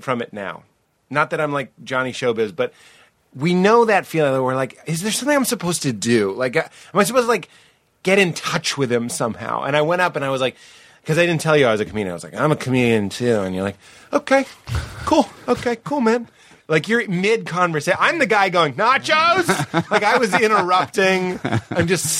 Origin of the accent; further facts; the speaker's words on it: Boston, Massachusetts, United States; it was my hometown